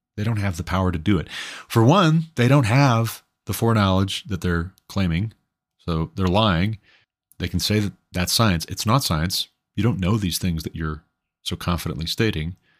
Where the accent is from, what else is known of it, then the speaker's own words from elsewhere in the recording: Montana, United States; my home state being Montana